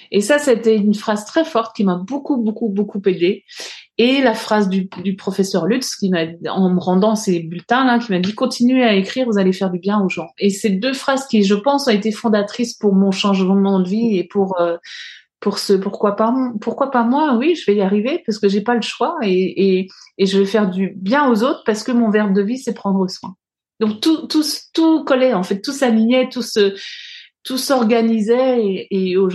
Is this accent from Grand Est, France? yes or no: yes; Alsace, Bruche valley, Grand Est, France; j'ai grandi euh, en Alsace, dans, dans, une petite vallée qui s'appelle la vallée de la Bruche, euh, qui est une vallée très euh, très nature, pleine de forêts. Et, et j'ai grandi, j'ai toujours grandi à la campagne, donc pas très loin de, de, d'une forêt justement, et dans un village.